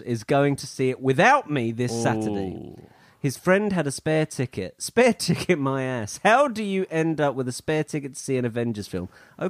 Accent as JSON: {"language": "English", "country": "Canada", "said": "I'm Canadian."}